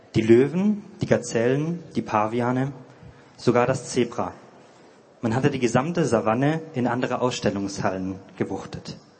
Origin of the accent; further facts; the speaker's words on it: near Konstanz, Baden-Württemberg, Germany; moved away as an adult; now in Heidelberg, Germany; ich komme aus der Nähe von Konstanz ähm, und wohne jetzt in Heidelberg